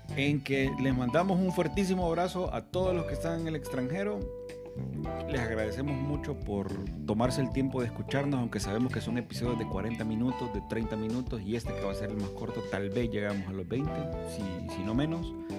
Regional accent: Honduras; somos nicatrachos, mitad nicaragüenses y mitad catrachos

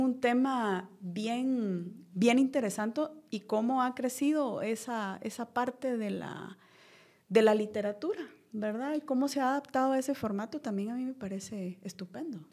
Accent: Guatemala; como guatemaltecos

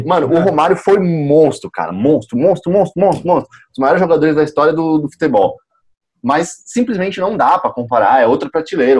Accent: Brazil; A gente, como brasileiro

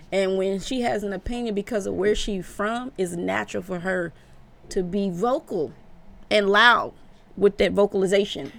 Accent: Omaha, Nebraska, United States; I'm from Omaha, Nebraska

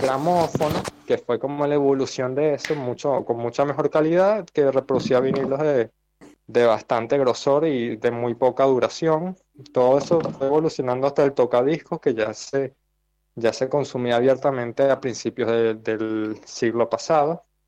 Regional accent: Venezuela; moved away as an adult; now in Argentina; En Venezuela tenía vinilos, pero los regalé porque me venía a Argentina

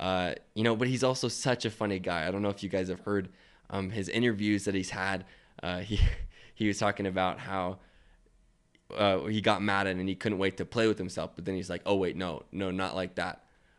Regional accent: Spokane, Washington, United States; also born or lived in Seattle; Growing up in Spokane and Seattle area, hearing a lot of bandwagoners

